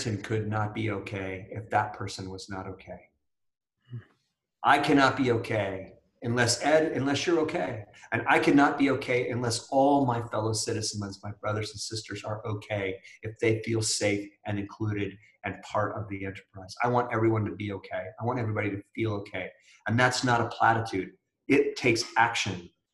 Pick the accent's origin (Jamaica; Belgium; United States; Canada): United States; I am proud to be an American